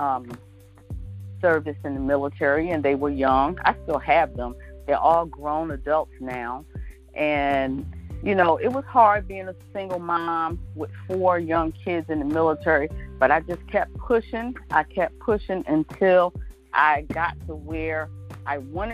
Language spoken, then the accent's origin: English; Philadelphia, Pennsylvania, United States; moved away as an adult; now in Hampton Roads, United States; born and raised in Philadelphia, also known as the City of Brotherly Love